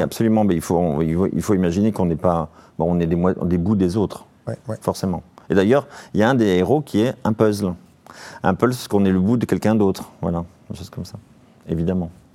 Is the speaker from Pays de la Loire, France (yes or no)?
yes; Vendée, Pays de la Loire, France; chez moi en Vendée